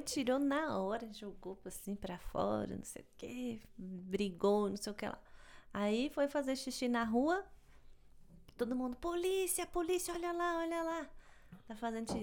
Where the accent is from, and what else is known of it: São Paulo, Brazil; now in Montreal, Canada